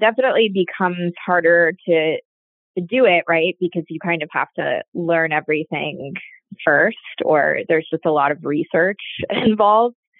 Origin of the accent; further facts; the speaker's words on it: Florida, United States; I grew up in Florida